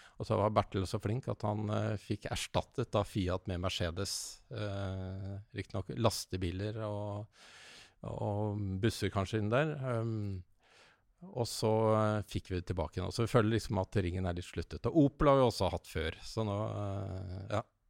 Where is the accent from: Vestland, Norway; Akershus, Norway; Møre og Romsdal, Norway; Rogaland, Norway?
Akershus, Norway; Bærum; Jeg, jeg kommer fra Bærum